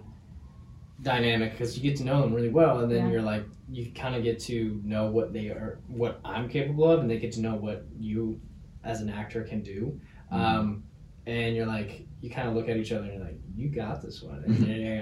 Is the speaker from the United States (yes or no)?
yes; Ketchikan, Alaska, United States; my hometown of Ketchikan